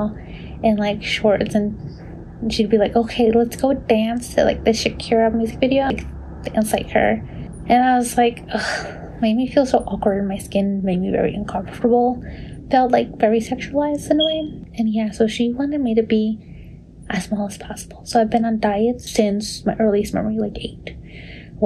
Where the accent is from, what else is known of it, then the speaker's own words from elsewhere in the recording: Long Island, New York, United States; I was born and raised in Long Island, New York as a Salvadoran American